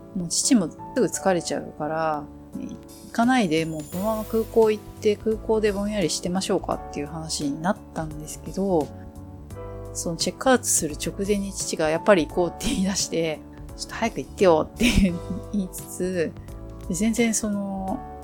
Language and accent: Japanese; Japan; 生まれ育った国なので、やっぱり日本いいな